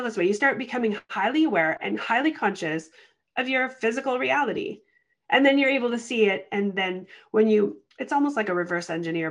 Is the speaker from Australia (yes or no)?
no; Canada; I'm Canadian.